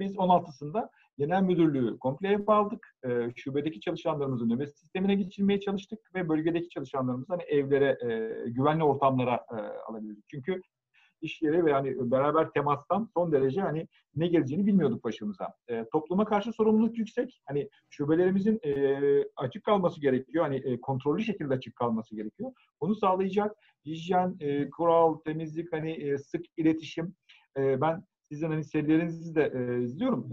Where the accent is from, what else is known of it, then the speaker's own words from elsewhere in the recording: Ankara, Turkey; 1973 Ankara doğumluyum ben.